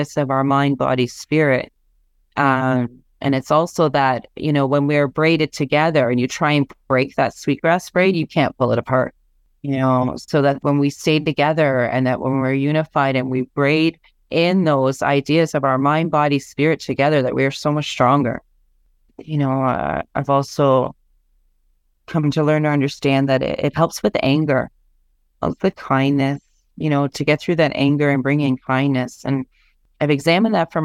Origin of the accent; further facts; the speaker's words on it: Ontario, Canada; I'm Anishinaabe from Ontario.